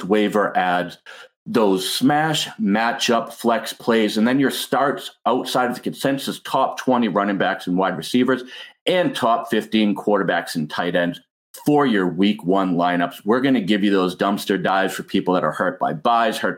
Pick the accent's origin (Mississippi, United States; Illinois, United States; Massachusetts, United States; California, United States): Massachusetts, United States; Boston; I'm from Boston